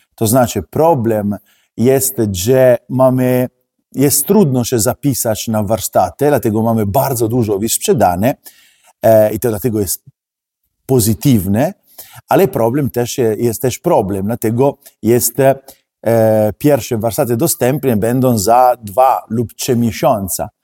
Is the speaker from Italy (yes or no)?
yes; Italy; Polish is a second language; now in Poland; jestem Włoch